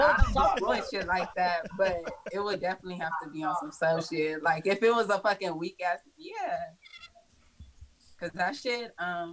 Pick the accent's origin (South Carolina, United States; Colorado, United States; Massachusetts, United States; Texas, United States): Texas, United States; San Antonio; now in Houston, United States; I'm from San Antonio. I live on the side of Houston.